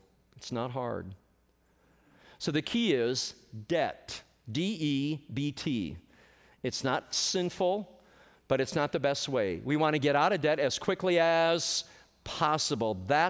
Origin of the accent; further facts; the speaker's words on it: Michigan, United States; when I was a loan officer in a very large bank up in Michigan, my home state